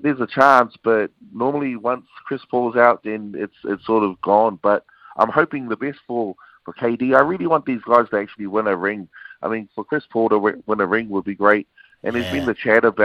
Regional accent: Wellington, New Zealand; as a young, you know, Samoan growing up in Wellington, and just a Kiwi, you know, kid just growing up, born in Wellington

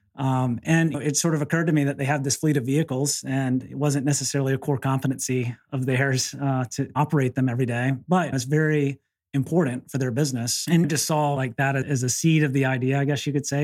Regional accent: the South, United States; I'm from the South

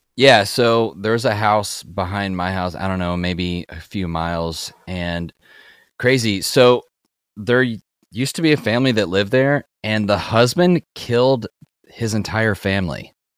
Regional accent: Kentucky, United States; I grew up in Kentucky, like, very rural backwoods Kentucky

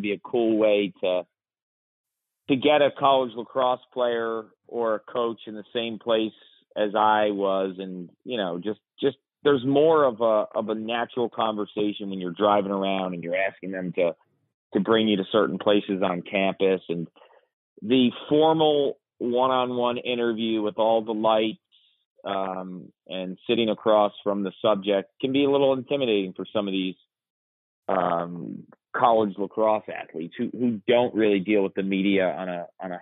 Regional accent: Yorktown, New York, United States; I grew up in Yorktown, New York, blue collar town

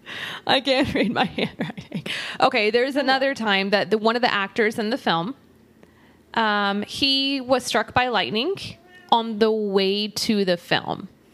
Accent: Texas, United States; we're from Texas

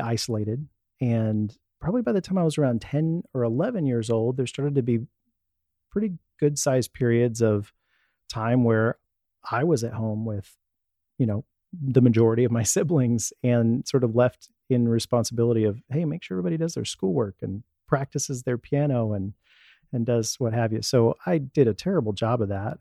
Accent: Dallas, Texas, United States; also born or lived in Houston, Texas; Born in Houston, and within a few years, my parents moved to the Dallas area so my dad could become a Dallas police officer

